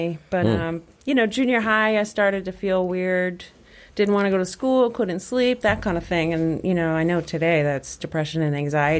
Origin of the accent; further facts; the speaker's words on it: South Shore, Massachusetts, United States; like many other people, I grew up on the South Shore